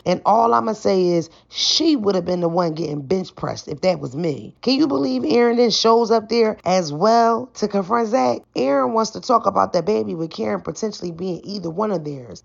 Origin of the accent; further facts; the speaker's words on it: Philadelphia, Pennsylvania, United States; moved away; I'm from Philadelphia originally